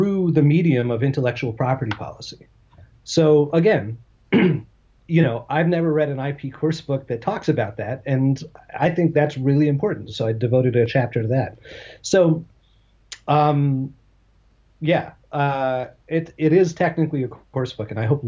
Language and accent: English; United States; I'm an American Jew